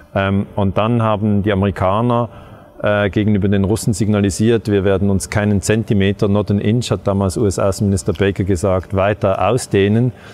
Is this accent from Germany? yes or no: no; Switzerland; die Schweiz, äh, mein Heimatland